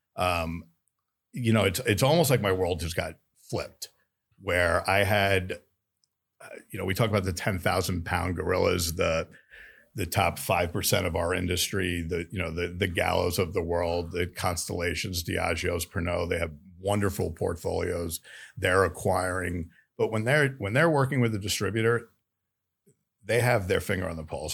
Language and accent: English; New York, United States; moved away as an adult; also born or lived in Florida / Missouri / Kansas; I grew up in New York in the restaurant business